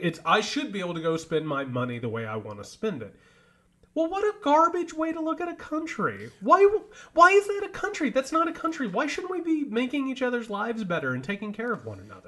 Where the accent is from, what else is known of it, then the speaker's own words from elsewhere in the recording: Indiana, United States; now in Georgia, United States; I grew up in Indiana